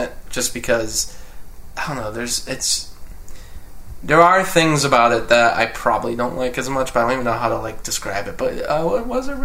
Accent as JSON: {"language": "English", "country": "United States", "said": "I'm American"}